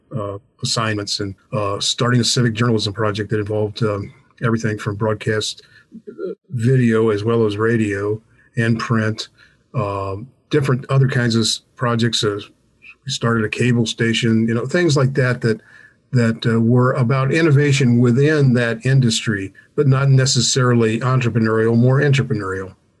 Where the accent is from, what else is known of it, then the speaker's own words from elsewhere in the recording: Alexandria, Virginia, United States; I grew up in Alexandria, Virginia, which is uh, basically D.C.